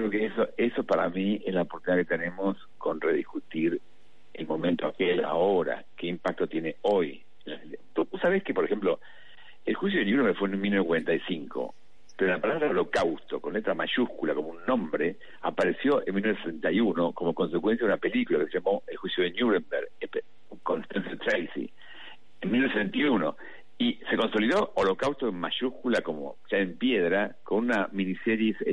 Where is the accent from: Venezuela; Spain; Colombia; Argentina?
Argentina; somos ciudadanos argentinos